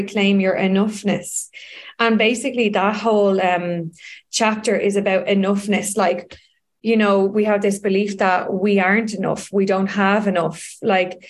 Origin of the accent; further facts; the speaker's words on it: Dublin, Leinster, Ireland; I grew up in Donnymead